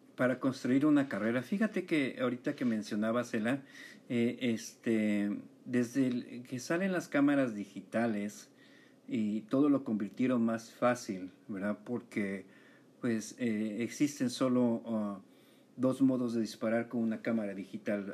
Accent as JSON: {"language": "Spanish", "country": "Mexico", "tie": "born or raised there", "said": "yo que crecí en México"}